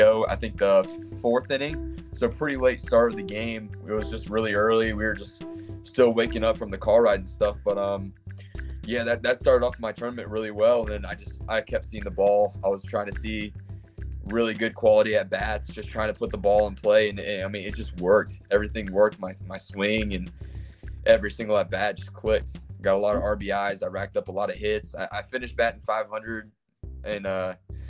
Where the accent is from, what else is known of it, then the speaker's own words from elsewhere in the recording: Clearwater, Florida, United States; now in South Carolina, United States; my first memories growing up in Clearwater, Florida